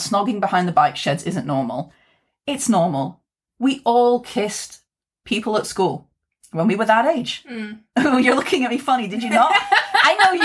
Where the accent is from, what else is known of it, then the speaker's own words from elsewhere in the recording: Wakefield, Yorkshire and the Humber, United Kingdom; also born or lived in Barnsley; my hometown, a very working class town, Wakefield. I mean, I lived between Wakefield and Barnsley